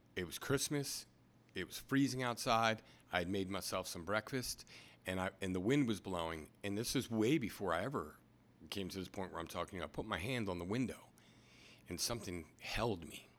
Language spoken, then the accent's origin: English; Anne Arundel County, Maryland, United States; also born or lived in New York, New Jersey area; now in Easton, United States; We came down to the Baltimore area when I was younger. Did my schooling in Anne Arundel County